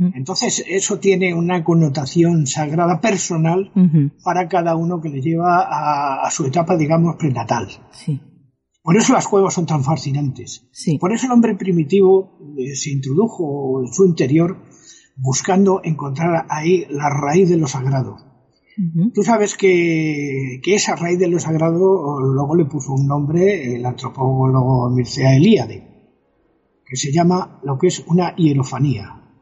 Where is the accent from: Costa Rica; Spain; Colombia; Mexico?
Spain; El Escorial, Community of Madrid; el monasterio del Escorial, que como tú sabes, es mi pueblo.